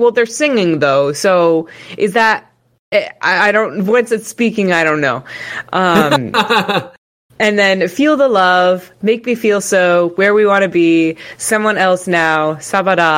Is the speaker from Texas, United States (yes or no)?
yes; Texas, United States; I'm from Texas